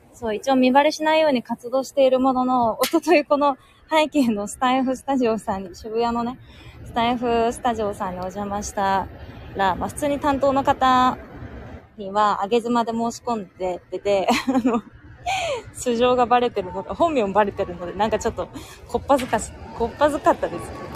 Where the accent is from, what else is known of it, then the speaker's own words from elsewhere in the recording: Tokyo, Japan; also born or lived in Hiroshima; 東京生まれ、東京育ちの人間